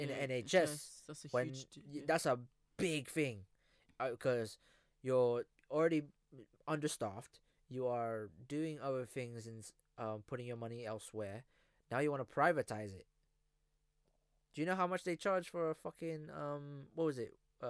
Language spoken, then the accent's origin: English; Philippines; first language Filipino; English is a second language; my first language was Filipino, obviously.